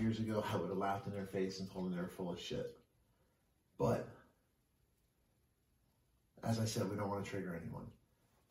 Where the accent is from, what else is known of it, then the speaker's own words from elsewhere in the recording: Glassboro, New Jersey, United States; my hometown, Glassboro, New Jersey